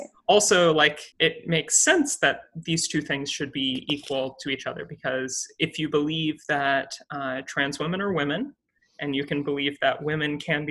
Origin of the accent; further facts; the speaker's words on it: South Carolina, United States; moved away as an adult; I was born and raised in South Carolina, and I went to undergrad in South Carolina.